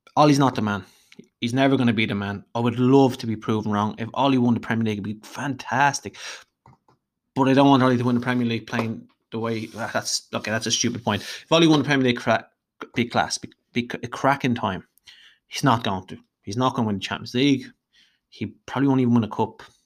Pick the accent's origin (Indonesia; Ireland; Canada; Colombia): Ireland; Dublin, Leinster; if you can't tell from my voice, I'm Irish, uh, hailing from Dublin in Ireland